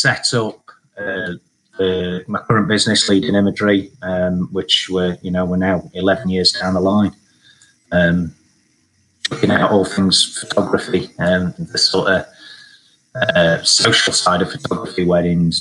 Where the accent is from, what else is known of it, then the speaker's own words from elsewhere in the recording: Sheffield, Yorkshire and the Humber, United Kingdom; being a kid growing up in Sheffield in sort of the early 80s